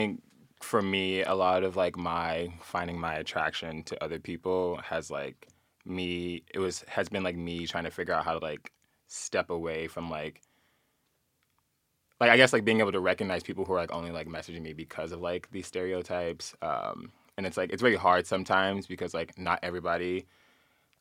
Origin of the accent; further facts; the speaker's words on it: Southern California, United States; moved away as an adult; now in Philadelphia, United States; I grew up in Southern California